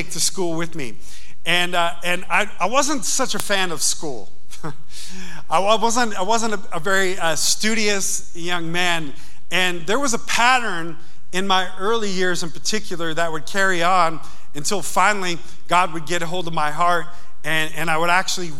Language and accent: English; Yonkers, New York, United States; I grew up in Yonkers, New York.